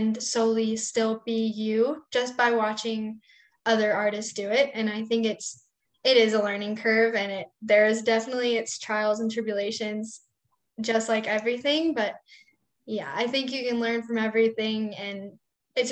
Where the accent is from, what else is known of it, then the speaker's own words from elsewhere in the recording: West Texas, United States; Growing up in West Texas